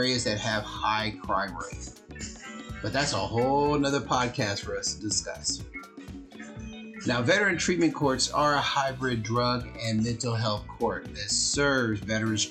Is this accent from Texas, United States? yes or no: no; Compton, California, United States; I grew up in Compton